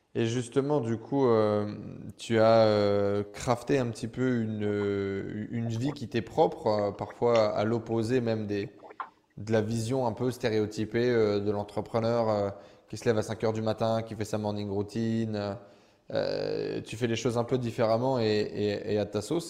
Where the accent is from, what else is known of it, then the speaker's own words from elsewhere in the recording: northern France, France; je viens du nord de la France